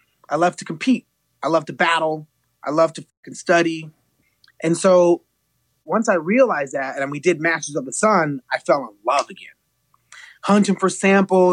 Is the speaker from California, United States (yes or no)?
yes; Los Angeles, California, United States; I'm born and raised in East